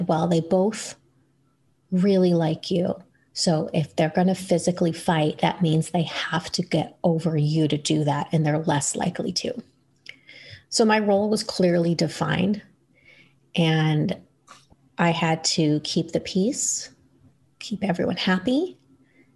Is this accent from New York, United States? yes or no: yes; New York, United States; I grew up in New York